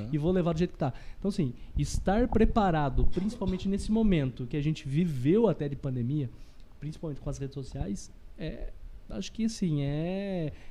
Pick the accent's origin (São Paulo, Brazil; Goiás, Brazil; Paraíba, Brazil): São Paulo, Brazil; Botucatu; é, eu sou natural aqui de Botuca mesmo, né? Nascido